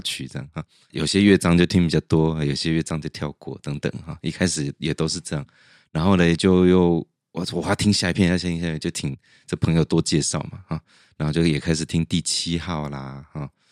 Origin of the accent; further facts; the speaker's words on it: central Taiwan, Taiwan; moved away; also born or lived in Taipei; 我在中部成，读书成长